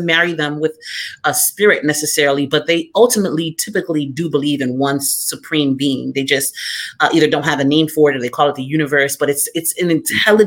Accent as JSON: {"language": "English", "region": "South Florida", "country": "United States", "tie": "born or raised there", "said": "I grew up in South Florida"}